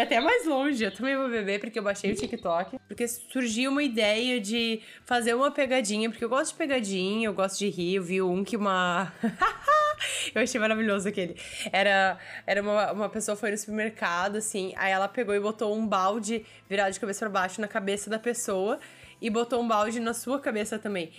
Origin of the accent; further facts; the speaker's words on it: Brazil; eu como brasileira que sabia quem era o Celso Portioli